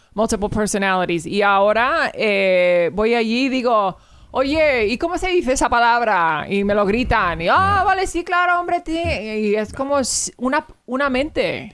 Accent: Virginia, United States; Spanish is a second language; also born or lived in Rota, Spain / Madrid, Spain / Andalusia, Spain; la escuela y la universidad y todo lo hice en Virginia en Virginia

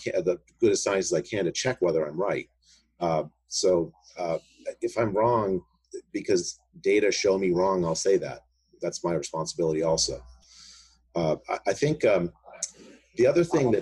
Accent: India; now in United States; I was born in India

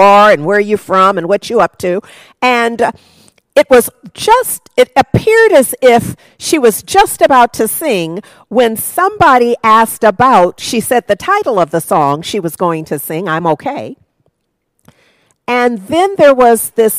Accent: United States; this is where I live, and I am an American

